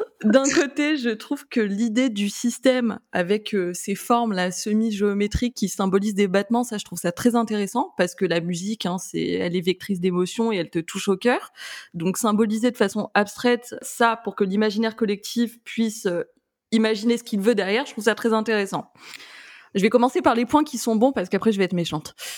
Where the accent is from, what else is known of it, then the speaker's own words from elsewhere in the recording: France; on est français